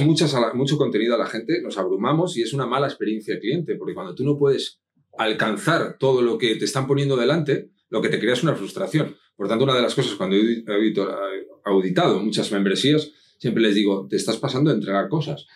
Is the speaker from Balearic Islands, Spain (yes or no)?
no; Madrid, Community of Madrid, Spain; also born or lived in Asturias; now in Benalmádena, Spain; nací en Madrid